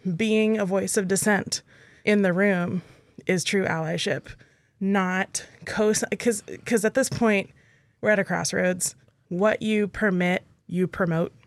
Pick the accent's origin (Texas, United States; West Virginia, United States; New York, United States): Texas, United States; now in Alaska, United States; my home state of Texas